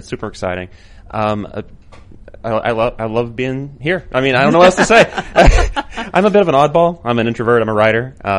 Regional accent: Appalachia, United States; accent: Appalachian; I say Epoch because I'm from Appalachia. So that's, just naturally where my accent goes.

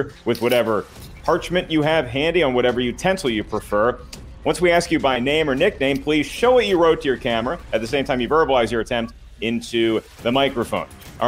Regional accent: the South, United States; I'm from the South.

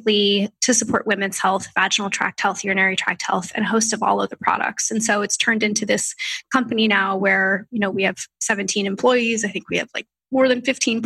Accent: Orange County, California, United States; I was from Orange County, so it's an hour and a half from Los Angeles.

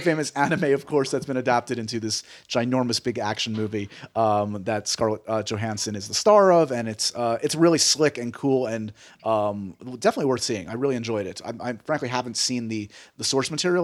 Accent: New York City, New York, United States; you and I both grew up here in New York City.

